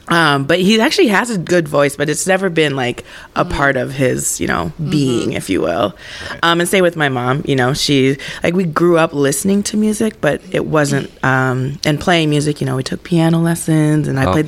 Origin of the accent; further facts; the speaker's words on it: Eagan, Minnesota, United States; Eagan, Minnesota. Okay. So oh, southern fancy. Suburbs.